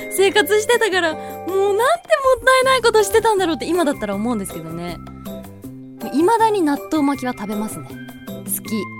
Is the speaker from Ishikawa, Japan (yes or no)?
yes; Kanazawa, Ishikawa, Japan; also born or lived in Aomori; now in Shizuoka, Japan; 私あの石川県生まれ金沢育ちだからこうやっぱりお魚美味しいところで育って